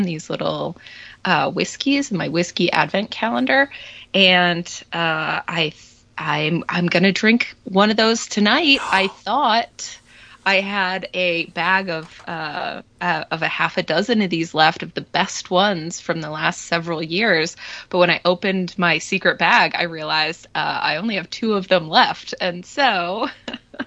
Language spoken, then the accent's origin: English; Massachusetts, United States; moved away; also born or lived in Florida; I've moved to Massachusetts, which is my home state, my native state, and I live basically on Cape Cod now